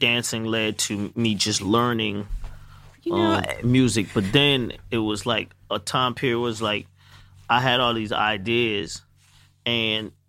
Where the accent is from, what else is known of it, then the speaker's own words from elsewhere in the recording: Atlanta, Georgia, United States; I'm from Atlanta.